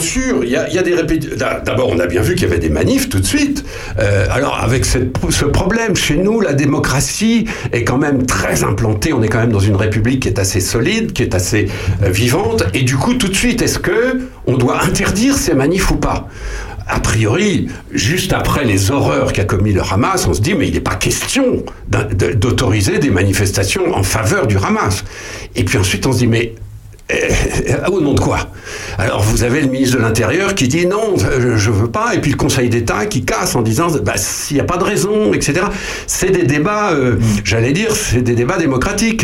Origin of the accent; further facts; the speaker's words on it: France; nous les Français